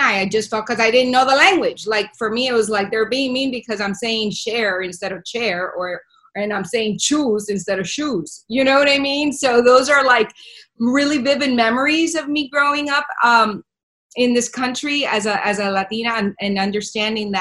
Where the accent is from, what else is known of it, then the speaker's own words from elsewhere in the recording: Miami, Florida, United States; first language Spanish; English is a second language; moved away; also born or lived in Venezuela / Washington, D.C.; I was raised in Miami